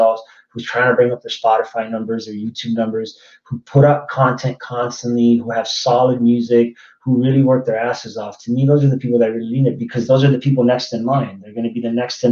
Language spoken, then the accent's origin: English; Miami, Florida, United States; I'm from Miami, Florida. I support everything from Miami. I'm diehard Miami 305 till